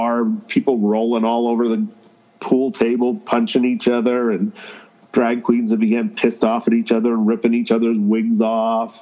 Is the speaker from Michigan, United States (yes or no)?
no; Helfenstein, Pennsylvania, United States; moved away; I grew up in Pennsylvania when I was a kid